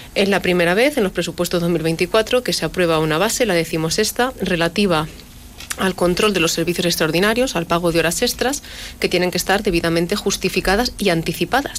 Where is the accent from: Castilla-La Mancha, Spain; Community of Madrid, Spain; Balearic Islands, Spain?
Castilla-La Mancha, Spain; La Solana; mi pueblo